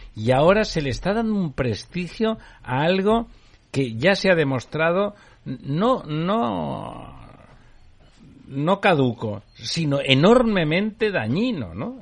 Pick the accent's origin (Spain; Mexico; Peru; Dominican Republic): Spain; Barcelona, Catalonia; moved away; yo ya le digo como barcelonés